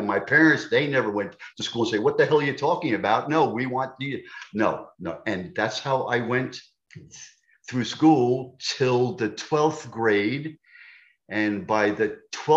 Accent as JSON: {"language": "English", "region": "New York", "country": "United States", "tie": "born or raised there", "also_born_or_lived": "Delaware", "accent": "New York", "moved": "yes", "said": "I'm a New Yorker. Tough kids. Tough kids and unmerciful. I mean, I had to fight almost every day"}